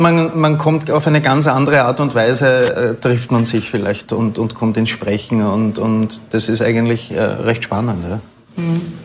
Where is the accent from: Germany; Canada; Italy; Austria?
Austria